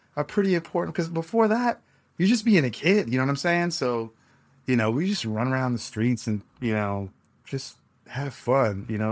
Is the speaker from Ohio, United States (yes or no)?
no; New York City, New York, United States; moved away as an adult; also born or lived in San Juan, Puerto Rico / Los Angeles; I was raised in New York City like, like many Puerto Ricans